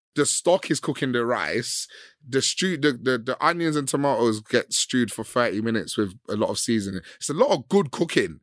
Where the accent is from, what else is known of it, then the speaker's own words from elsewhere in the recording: London, United Kingdom; I grew up in West London